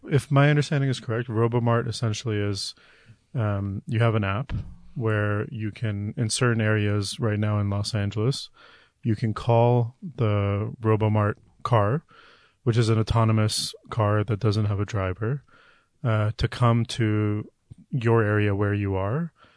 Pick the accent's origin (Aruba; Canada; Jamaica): Canada; Toronto, Ontario; I grew up in Toronto, Canada